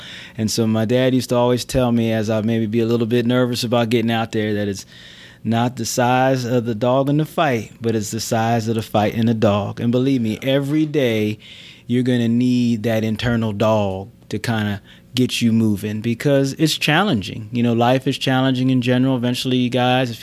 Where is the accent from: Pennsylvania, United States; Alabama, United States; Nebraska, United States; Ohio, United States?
Pennsylvania, United States; near Philadelphia; I grew up near Philadelphia.